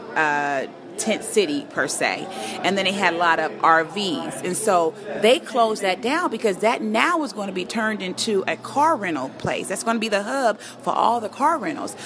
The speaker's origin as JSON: {"language": "English", "town": "Inglewood", "region": "California", "country": "United States", "tie": "born or raised there", "said": "I'm a product of Inglewood. I grew up in Inglewood. I've been here since 76."}